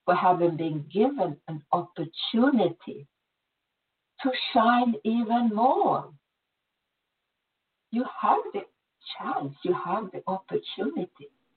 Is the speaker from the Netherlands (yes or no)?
no; Sweden; moved away; I was born in Sweden. I had a really good life there.